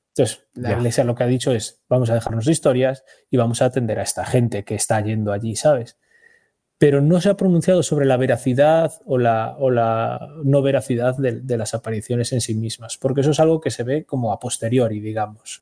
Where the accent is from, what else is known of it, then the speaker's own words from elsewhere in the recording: Spain; soy español desde el día siguiente